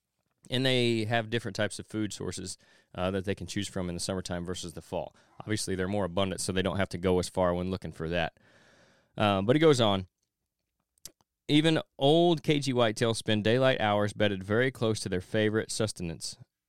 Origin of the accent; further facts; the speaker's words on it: Kentucky, United States; the winds of change are stirring in some states, including my home state of Kentucky.